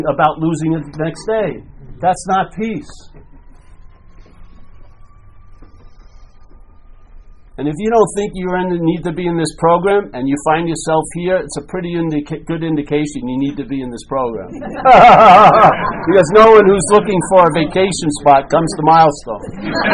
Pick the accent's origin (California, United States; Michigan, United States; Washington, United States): California, United States; I'm from California